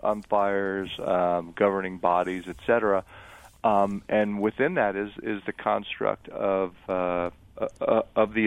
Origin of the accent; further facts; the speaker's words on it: Eastern Long Island, New York, United States; I grew up on Eastern Long Island